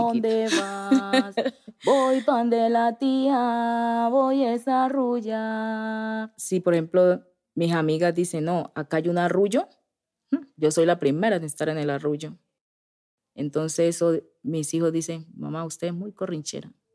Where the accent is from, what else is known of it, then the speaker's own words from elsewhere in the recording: Guapi, Cauca, Colombia; moved away; Yo soy del Pacífico, yo andaba descalza, yo en algunas veces le ayudé a sembrar arroz a mis papás